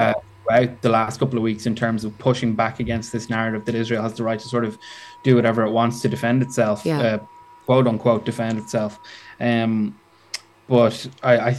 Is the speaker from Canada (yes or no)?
no; Dublin, Leinster, Ireland; So I'm from Dublin.